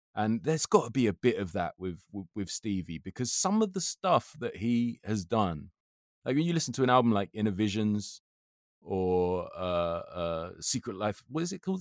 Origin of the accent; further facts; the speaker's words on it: London, United Kingdom; I love being from London, but I love it because I feel that it makes me outward looking, not inward looking. because when I was twelve, I prided myself on being able to swear in, in up to twenty, twenty-five different languages just from going to school in Brent